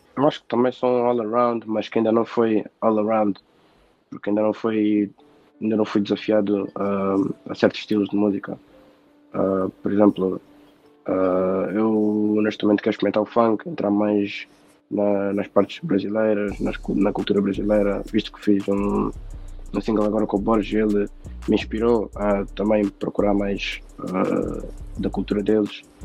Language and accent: Portuguese; Portugal; tenho 19 anos, nasci em Portugal.